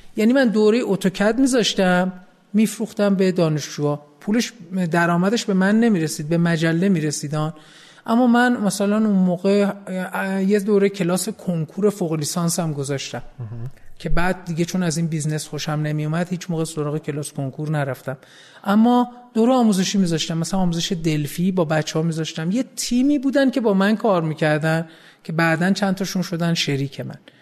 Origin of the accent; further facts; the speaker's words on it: Tehran, Tehran Province, Iran; من متولد 14 اسفند 53 هستم توی خیابون جهانپناه تو 17 شهریور به دنیا آمدم